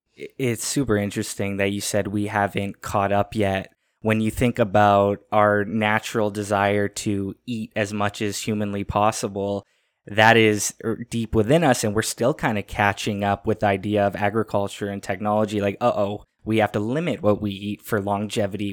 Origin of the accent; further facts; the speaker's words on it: Canada; I'm in Canada, I'm a Canadian